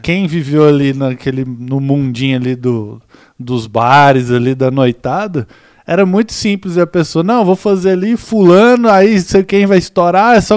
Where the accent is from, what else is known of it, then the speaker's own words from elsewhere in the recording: Goiás, Brazil; eu cresci em Goiás